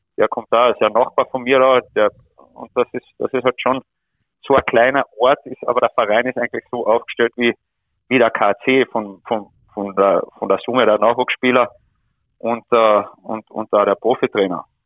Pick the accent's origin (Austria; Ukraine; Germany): Austria; wir, wir als Österreicher